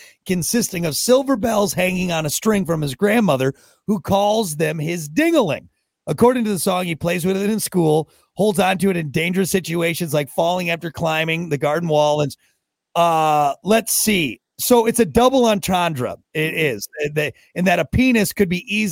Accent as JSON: {"language": "English", "area": "just outside of Madison", "region": "Wisconsin", "country": "United States", "tie": "born or raised there", "moved": "yes", "said": "where I grew up just outside of Madison"}